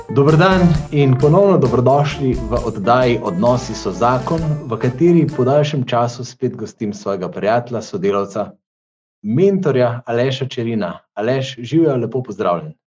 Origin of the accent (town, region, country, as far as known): Slovenia